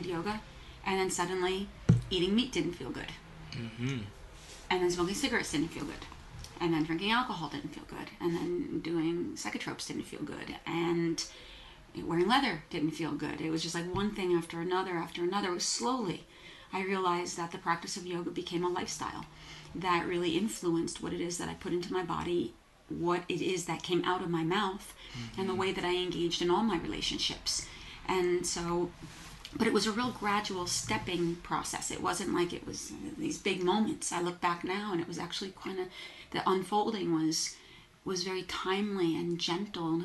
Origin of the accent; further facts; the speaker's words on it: New Jersey, United States; moved away as an adult; also born or lived in New York City; I grew up in New Jersey, moved to New York City when I was 18.